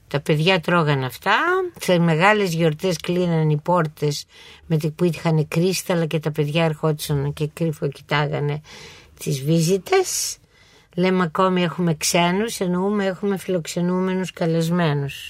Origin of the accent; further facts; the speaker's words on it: Athens, Attica, Greece; εγώ είμαι περήφανη που είμαι Αθηναία